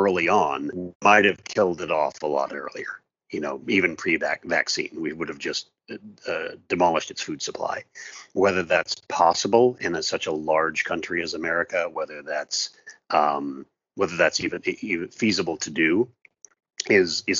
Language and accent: English; Seattle, Washington, United States; moved away as an adult; also born or lived in Southern California; my family and I moved from Southern California, where we had been living for 16 years, back to my hometown. So we are now in right in the heart of Seattle.